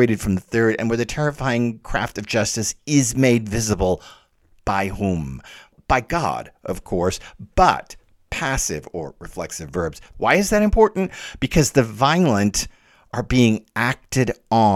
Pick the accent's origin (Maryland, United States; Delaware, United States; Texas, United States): Texas, United States; Dallas; moved away; also born or lived in northeastern United States; I'm from Dallas